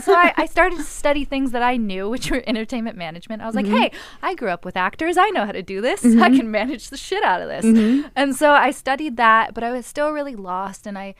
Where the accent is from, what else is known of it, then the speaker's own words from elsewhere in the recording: Malibu, California, United States; I grew up in Los Angeles, in Malibu specifically, and I went to Malibu High